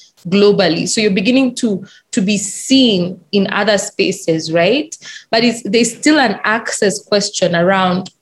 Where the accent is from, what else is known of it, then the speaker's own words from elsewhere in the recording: Kenya; I'm very Kenyan. I went to a Kenyan school in a Kenyan university. I worked in Kenyan companies